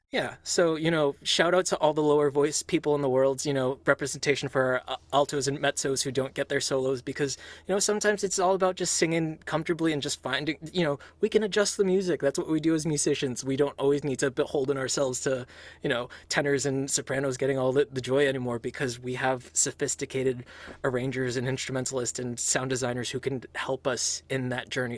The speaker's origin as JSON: {"language": "English", "town": "Los Angeles", "region": "California", "country": "United States", "tie": "born or raised there", "moved": "yes", "lives_now": "Boston, United States", "said": "I was born, if I'm recalling this right, like in East Hollywood, like so, like in LA proper itself"}